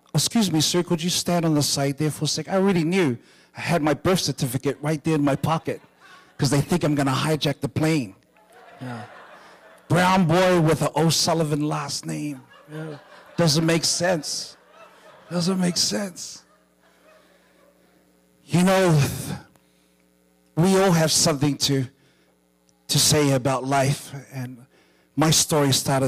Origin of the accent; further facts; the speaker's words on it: New Zealand; I was born and raised in New Zealand